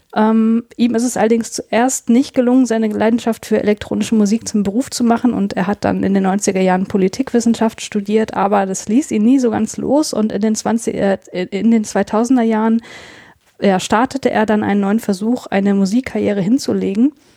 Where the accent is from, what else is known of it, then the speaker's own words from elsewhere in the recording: North Rhine-Westphalia, Germany; ich bin in NRW aufgewachsen